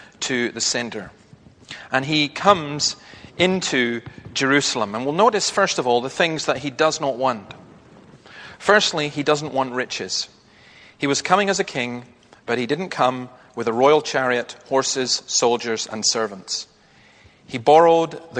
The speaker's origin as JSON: {"language": "English", "region": "Scotland", "country": "United Kingdom", "said": "a Scottish optimist"}